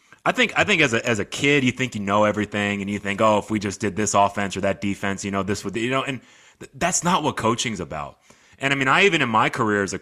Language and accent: English; Sugar Land, Texas, United States; I'm from Sugar Land, Texas. I played at Fort Bend Austin High School.